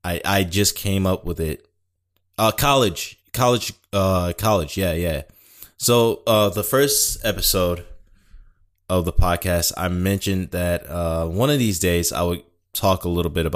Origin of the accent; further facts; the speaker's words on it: Detroit, Michigan, United States; born there; moved away; I was born in Detroit, and you know, it was getting to a point where we needed to go, and I fully understood that. But, you know, it's never been really home.